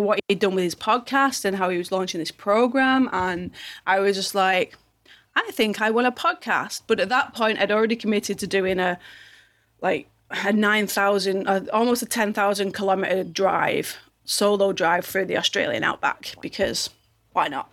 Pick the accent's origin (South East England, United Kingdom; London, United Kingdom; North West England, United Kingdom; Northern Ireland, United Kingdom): North West England, United Kingdom; Manchester; I'm from a place called Manchester